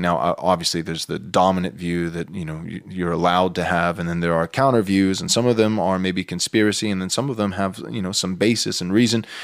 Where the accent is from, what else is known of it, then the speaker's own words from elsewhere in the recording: United States; as an American who's not in Ukraine